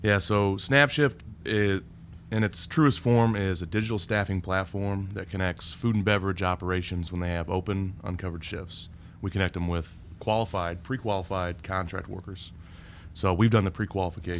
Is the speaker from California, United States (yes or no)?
no; Indianapolis, Indiana, United States; also born or lived in Fort Myers Beach, Florida; now in Indianapolis, United States; I grew up here